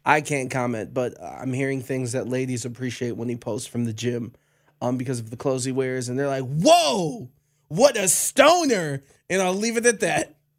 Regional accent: Cleveland, Ohio, United States; I'm from Cleveland

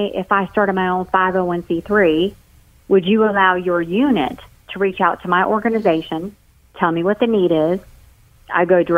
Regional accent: St. Augustine, Florida, United States; moved away; In my hometown, at the time I lived in St. Augustine, Florida

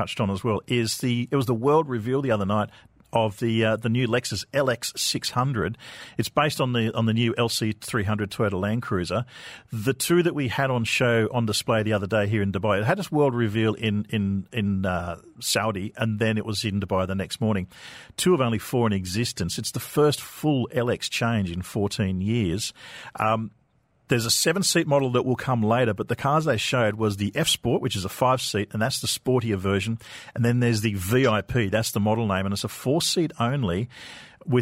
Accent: Australia; moved away; my home country in Australia

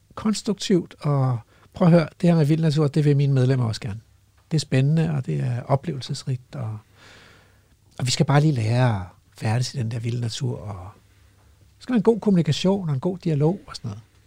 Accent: Hellested, Zealand, Denmark; moved away; jeg spillede jo fodbold som barn i Hellested Gymnastik og Idrætsforening nede på Stævns

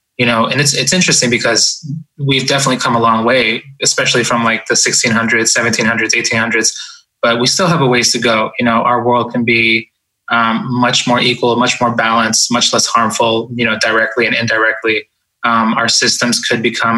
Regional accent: Boston, Massachusetts, United States; also born or lived in Ecuador; We emigrated from Ecuador to the United States, and I grew up in Boston. When we got here, I was about 4 years old.

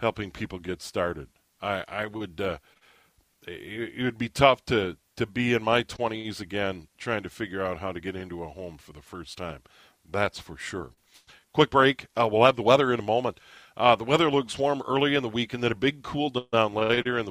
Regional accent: Midwest, United States; I grew up in the Midwest

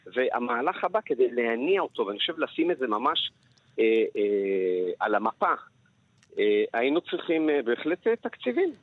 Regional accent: Jerusalem, Jerusalem District, Israel; also born or lived in Paris, France; כמסעדן לשעבר, כירושלמי, כמישהו שחי גם בפריז

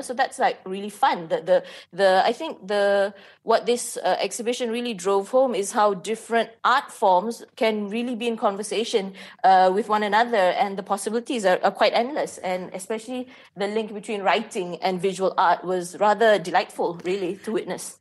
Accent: Malaysia; as a Malaysian

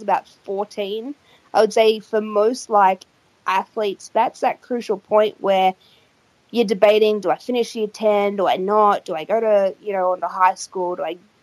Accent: Australia; it was in my hometown

